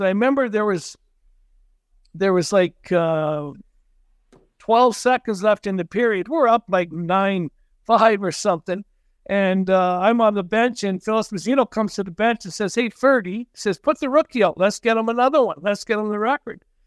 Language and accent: English; Cranbrook, British Columbia, Canada; also born or lived in Vernon / Medicine Hat; I grew up here, hometown boy, played all my minor hockey here